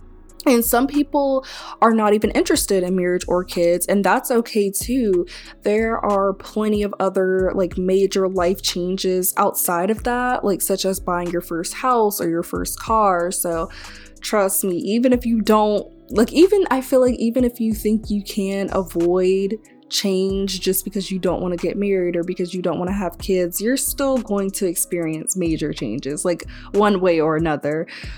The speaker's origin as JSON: {"language": "English", "town": "Tallahassee", "region": "Florida", "country": "United States", "tie": "born or raised there", "also_born_or_lived": "Mississippi / Maryland / Texas / Crestview, Florida", "lives_now": "Gainesville, United States", "said": "But I was born in Mississippi, and then we moved to Maryland, then we moved to Crestview, Florida, then we moved to Texas, and then we moved to Tallahassee, Florida. And now, being in college, I've also lived in, and currently, you know, live in Gainesville, Florida."}